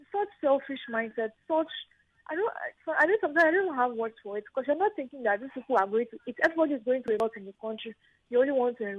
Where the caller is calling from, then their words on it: Milan, Lombardy, Italy; I'm calling you from Milan.